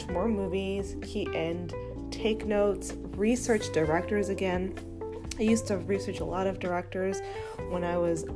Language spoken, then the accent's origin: English; Los Angeles, California, United States; born and raised in Hollywood